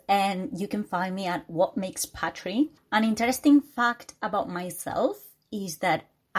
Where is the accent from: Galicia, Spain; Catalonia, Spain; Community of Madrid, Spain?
Galicia, Spain; my dad keeps saying that we descend from the Celts because we're from Galicia in Spain.